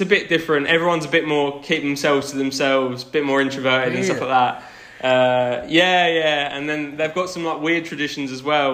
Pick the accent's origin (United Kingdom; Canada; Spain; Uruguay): United Kingdom; Essex, East of England; moved away as an adult; now in Sweden; we're from Essex, so it's an area where people can be a bit flash